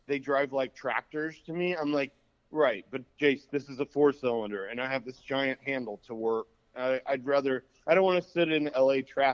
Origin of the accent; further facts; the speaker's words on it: Indiana, United States; moved away; also born or lived in Bay Area; We're from Indiana.